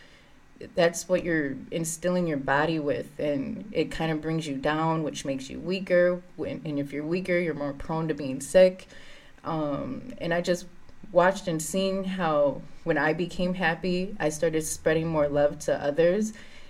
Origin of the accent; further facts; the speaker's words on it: St. Paul, Minnesota, United States; I grew up in the Frogtown neighborhood.